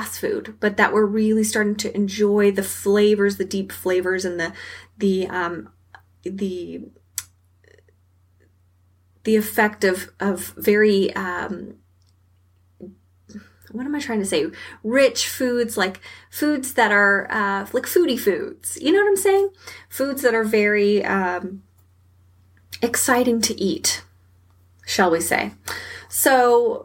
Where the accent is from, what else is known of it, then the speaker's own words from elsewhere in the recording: Texas, United States; I'm from Texas and we eat a lot of red meat down here